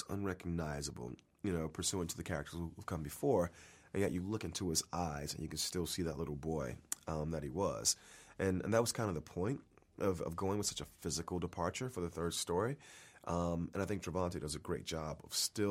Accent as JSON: {"language": "English", "town": "Miami", "region": "Florida", "country": "United States", "tie": "born or raised there", "said": "Miami is, you know, my hometown. It's where I was born and raised"}